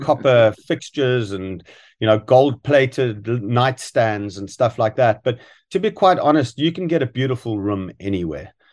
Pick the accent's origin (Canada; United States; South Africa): South Africa; moved away; I grew up in South Africa